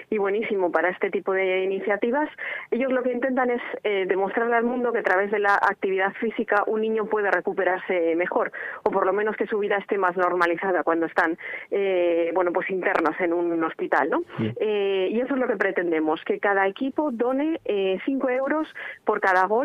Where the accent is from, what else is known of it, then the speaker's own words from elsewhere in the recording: Spain; somos españoles